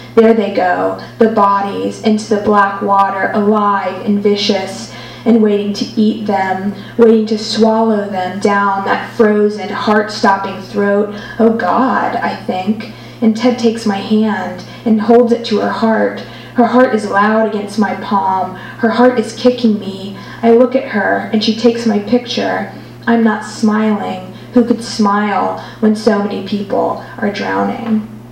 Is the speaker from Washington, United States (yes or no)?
no; Alabama, United States; now in Amsterdam, Netherlands; I'm from Alabama